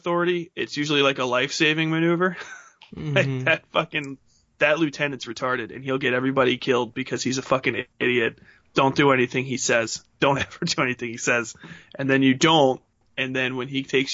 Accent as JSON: {"language": "English", "town": "Cincinnati", "region": "Ohio", "country": "United States", "tie": "born or raised there", "also_born_or_lived": "Charleston, West Virginia / Newport News, Virginia", "moved": "as an adult", "lives_now": "Louisville, United States", "said": "I grew up Catholic in Cincinnati, Ohio"}